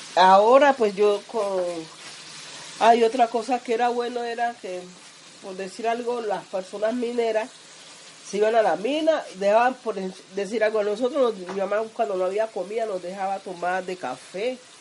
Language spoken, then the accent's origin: Spanish; Chocó, Colombia; accent: chocoano; now in Antioquia, Colombia; en mi tierra chocana